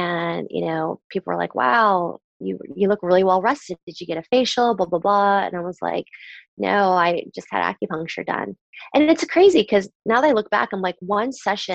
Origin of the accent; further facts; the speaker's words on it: Southern Virginia, United States; I grew up in Southern Virginia where at the time there wasn't that much diversity.